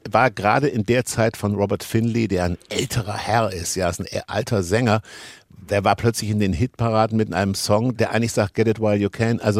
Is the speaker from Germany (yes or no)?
yes; Kassel, Hesse, Germany; Ja, ich bin äh, relativ dicht am Wald groß geworden und habe das geliebt über die Dönche, äh, der Kasseläner, die Kasselänerinnen mögen das kennen